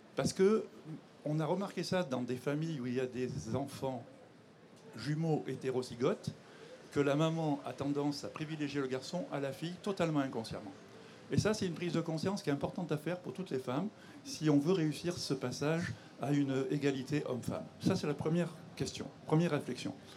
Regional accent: Monaco; je suis monégasque et que je suis fier de mon pays

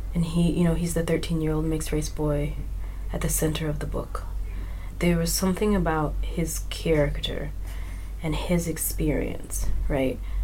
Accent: Mississippi, United States; I grew up in Mississippi

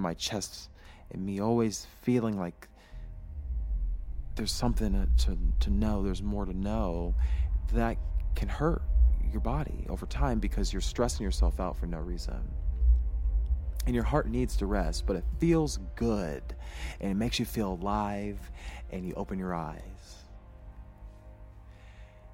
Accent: United States

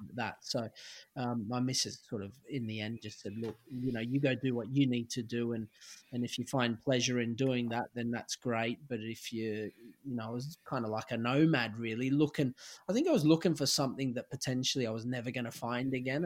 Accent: Sydney, New South Wales, Australia; moved away as an adult; also born or lived in Stockport, England; my hometown club

